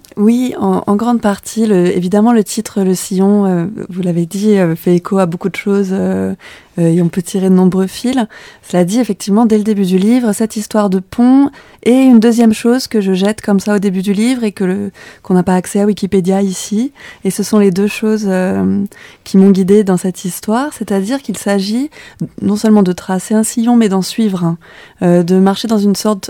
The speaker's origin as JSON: {"language": "French", "country": "France", "moved": "as an adult", "lives_now": "Turkey", "said": "en tant que Française arrivant dans un pays euh, qui m'était complètement étranger"}